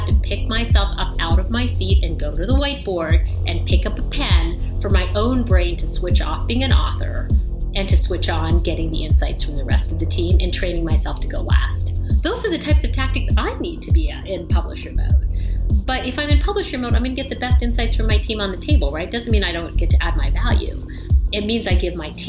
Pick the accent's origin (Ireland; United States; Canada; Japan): Canada; you and I are both Canadian, so I grew up in Canada, which is awesome.